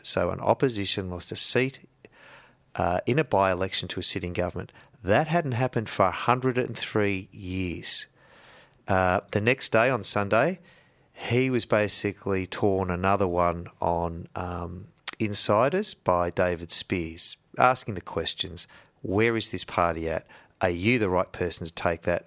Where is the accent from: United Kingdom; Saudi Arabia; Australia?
Australia; Yarrawonga, Victoria; also born or lived in Shepparton; we used to go shopping in the big town from Yarrawonga. We'd go to Wang or we'd go to Shep, right?